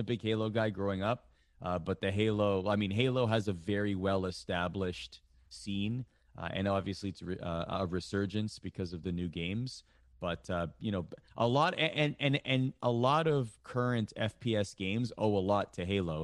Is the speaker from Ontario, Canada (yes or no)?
yes; Toronto, Ontario, Canada; I grew up in Canada